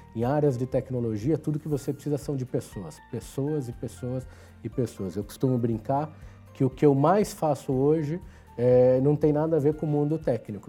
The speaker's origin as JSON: {"language": "Portuguese", "region": "São Paulo", "country": "Brazil", "tie": "born or raised there", "said": "nasci em São Paulo"}